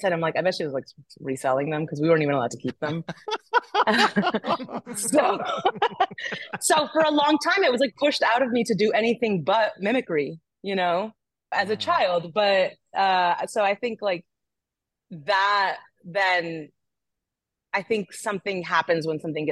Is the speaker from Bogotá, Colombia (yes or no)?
no; Barranquilla, Atlántico, Colombia; now in New York, United States; I come from Barranquilla in Colombia